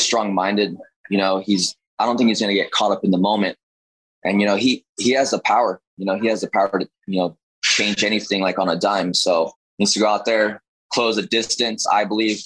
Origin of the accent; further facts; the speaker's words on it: Winnemucca, Nevada, United States; I'm originally from northern Nevada. It's a small town called Winnemucca.